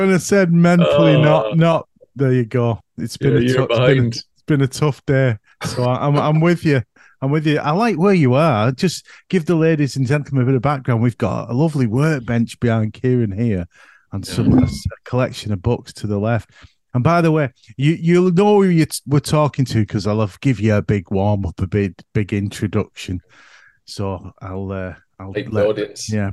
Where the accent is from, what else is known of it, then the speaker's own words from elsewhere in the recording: United Kingdom; accent: northern; my northern accent